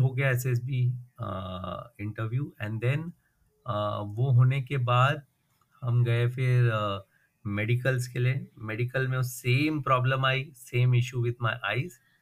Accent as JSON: {"language": "Hindi", "town": "Mumbai", "region": "Maharashtra", "country": "India", "tie": "born or raised there", "said": "मैं मुंबई में बड़ा हुआ हूँ और पला हुआ हूँ बॉर्न"}